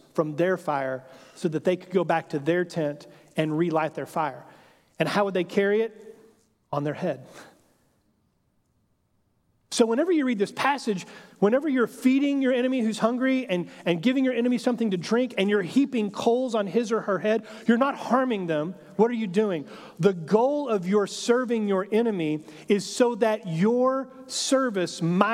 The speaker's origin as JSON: {"language": "English", "region": "Texas", "country": "United States", "tie": "born or raised there", "said": "I grew up in Texas, and so kind of Western heritage and culture has always been something that has kind of fascinated my imagination"}